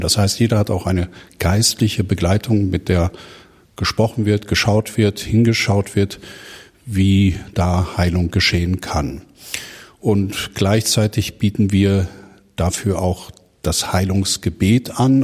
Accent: Herne, North Rhine-Westphalia, Germany; now in Uedem, Germany; Gebürtig komme ich aus Herne im Ruhrgebiet

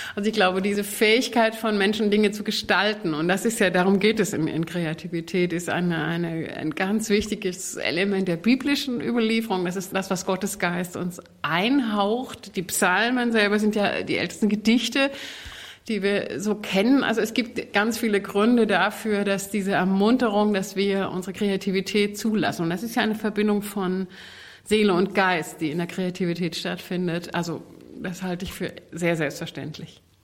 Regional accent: Saxony, Germany; Ich bin ökumenisch aufgewachsen in Sachsen, der Deutschen Demokratischen Republik.

